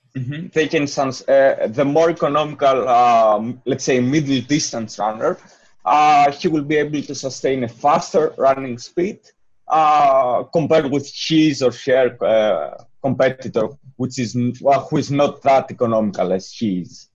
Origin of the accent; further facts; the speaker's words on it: Greece; moved away; I'm from Greece